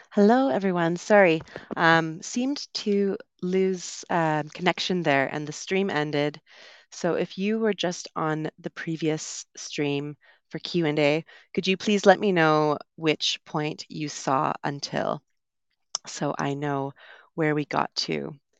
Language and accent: English; Vancouver, British Columbia, Canada; moved away; I'm from Vancouver, which is a very English-speaking part of Canada.